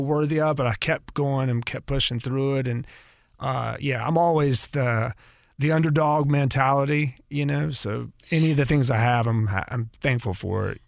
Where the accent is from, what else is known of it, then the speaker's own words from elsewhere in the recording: North Carolina, United States; moved away; also born or lived in Atlanta, Georgia; I'm originally from North Carolina.